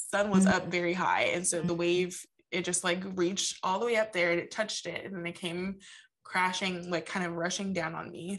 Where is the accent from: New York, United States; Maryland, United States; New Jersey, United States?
New Jersey, United States; we grew up in New Jersey and we lived, the end of our street was like, it like led into like a bay.